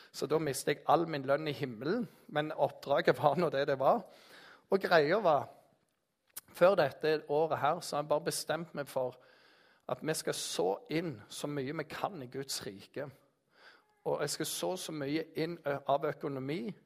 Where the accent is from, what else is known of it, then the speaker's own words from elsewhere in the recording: Jæren, Rogaland, Norway; Jeg er jærbu